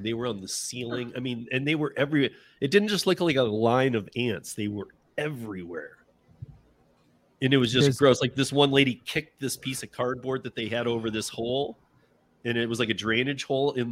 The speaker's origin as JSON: {"language": "English", "region": "Michigan", "country": "United States", "tie": "born or raised there", "said": "So I'm from Michigan. Half my family's from Detroit. Half my family's from Lansing. I was born and raised there."}